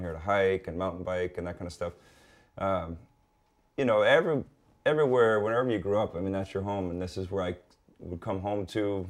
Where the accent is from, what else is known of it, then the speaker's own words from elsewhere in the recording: North Shore, Oahu, Hawaii, United States; born and raised, it was an amazing place to be